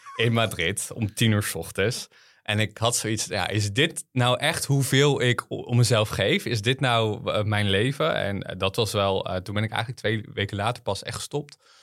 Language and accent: Dutch; Harderwijk, Gelderland, Netherlands; ik ben opgegroeid op de Veluwe. Ehm, in Harderwijk